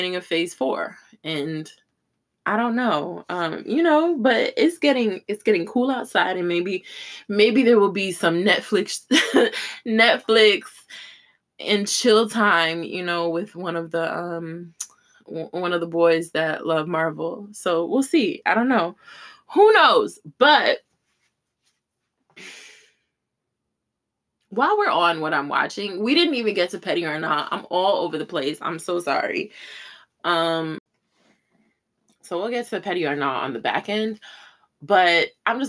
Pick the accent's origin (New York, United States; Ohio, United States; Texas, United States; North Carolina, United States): New York, United States; I'm a New York girl